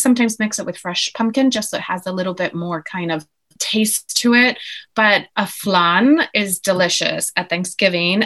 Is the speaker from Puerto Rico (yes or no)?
yes; Guaynabo, Puerto Rico; moved away as an adult; also born or lived in United States / Europe; now in London, United Kingdom; I grew up in Guaynabo, which is in Puerto Rico in the Caribbean